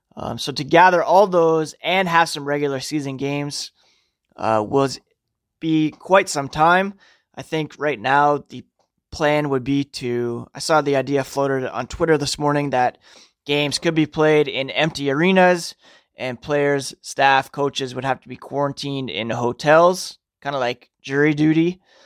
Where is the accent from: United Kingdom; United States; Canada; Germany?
Canada; Ottawa, Ontario; also born or lived in North York, Toronto / Brockville, Ontario; spent most of my youth growing up in a suburb of Ottawa known as Nepean